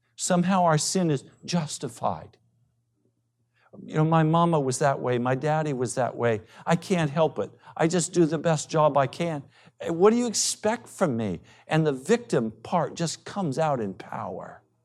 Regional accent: United States; Because we're American, because we're privileged, because we're educated

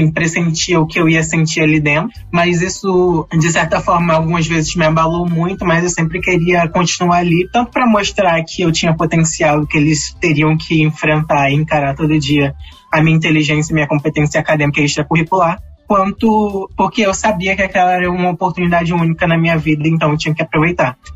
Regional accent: Rio de Janeiro, Brazil; also born or lived in Piauí; Então, eu nasci no Piauí, minha mãe veio de lá, lá do Nordeste, para o Rio de Janeiro.

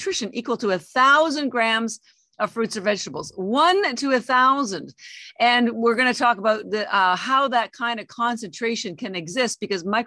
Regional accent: Canada; moved away as an adult; now in Boston, United States; I'm actually Canadian, although I've lived in the United States for 33 years

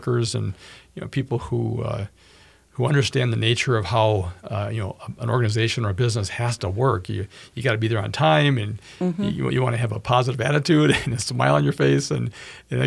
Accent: Bloomington, Minnesota, United States; I grew up in Bloomington

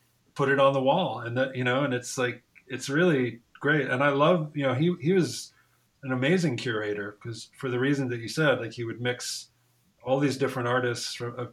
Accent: Ann Arbor, Michigan, United States; moved away; you're from Michigan, because I am too

